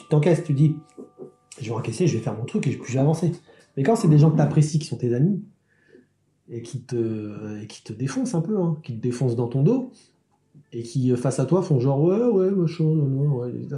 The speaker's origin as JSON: {"language": "French", "town": "Sarcelles", "region": "Île-de-France", "country": "France", "tie": "born or raised there", "said": "je, suis, né, j'ai grandi à Sarcelles"}